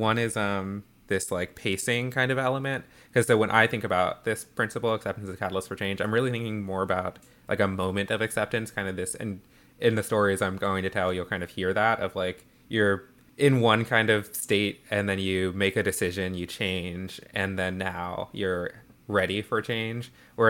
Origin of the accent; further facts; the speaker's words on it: Atlanta, Georgia, United States; And I grew up in Atlanta, very much in the Bible Belt, very like deeply kind of like evangelical Christian community.